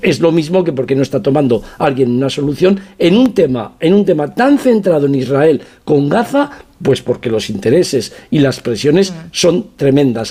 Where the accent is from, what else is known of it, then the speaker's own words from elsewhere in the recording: province of Teruel, Aragon, Spain; vengo de la provincia de Teruel